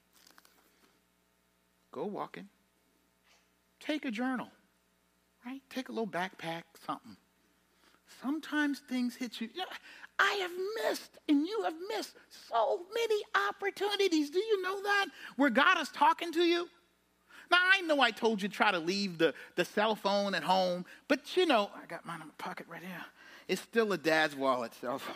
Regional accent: Charleston, South Carolina, United States; I'm from Charleston. I'm used to the low country

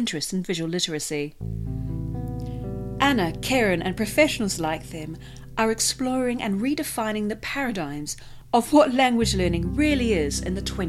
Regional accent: New Zealand; first language English; moved away as an adult; also born or lived in Spain; I began learning Māori, the indigenous language of my home country, New Zealand

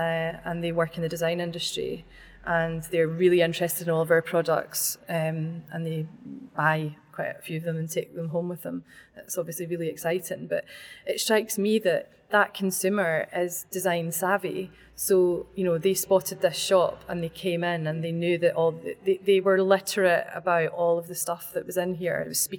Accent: Glasgow, Scotland, United Kingdom; moved away as an adult; now in Edinburgh, United Kingdom; I've lived in Edinburgh for nearly 10 years, but I'm from Glasgow.

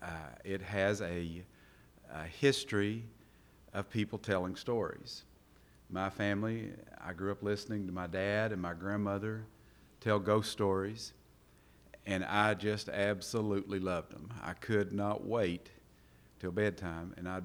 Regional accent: Eastern Kentucky, United States; also born or lived in Daviess County, Kentucky; I am from Eastern Kentucky, but I was born right here in Davis County

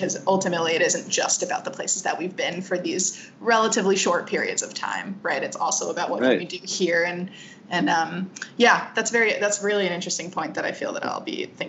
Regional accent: Rhode Island, United States; I speak Arabic really well. I have more of a say in like what happens because I understand it. But really it's like, I'm from Rhode Island too

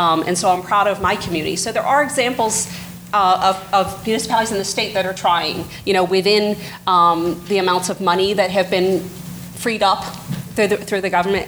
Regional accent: Burlington County, New Jersey, United States; I'm from Burlington County

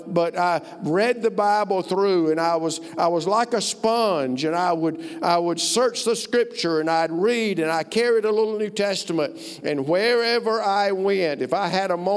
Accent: Alabama, United States; moved away as an adult; also born or lived in Ohio; I'm from Alabama

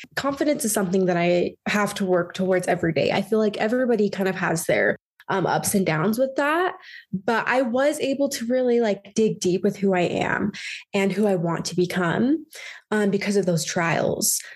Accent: Utah, United States; also born or lived in Alabama; I am from Utah County area. I grew up there

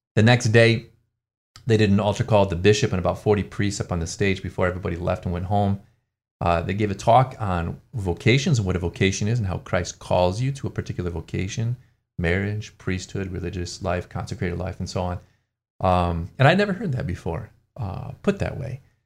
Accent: Ann Arbor, Michigan, United States; I grew up in Ann Arbor, Michigan

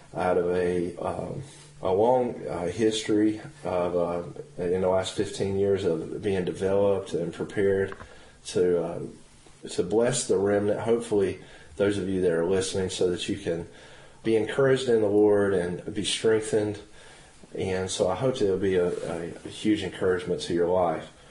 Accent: Henderson County, North Carolina, United States; also born or lived in Norwood, North Carolina / Forest City, North Carolina / Matthews, North Carolina; we're both from North Carolina. My story, just to real quick is one that started in uh, Henderson County, North Carolina. My dad was an associate pastor in the Church of Nazarene under uh, Wyatt Gentry. And I grew up there

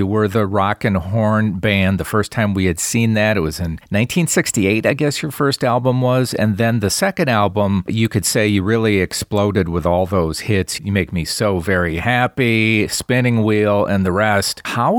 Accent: Wisconsin, United States; In Wisconsin.

